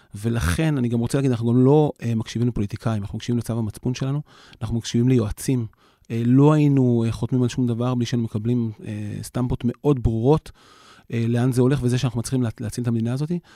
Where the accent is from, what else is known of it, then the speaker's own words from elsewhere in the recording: Yavne, Central District, Israel; אני אישית גדלתי ביבנה